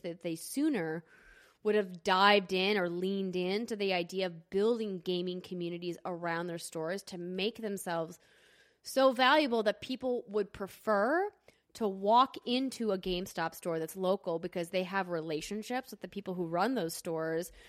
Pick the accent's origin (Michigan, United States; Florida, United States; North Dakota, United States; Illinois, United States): North Dakota, United States; Fargo; now in Los Angeles, United States; Fargo, my hometown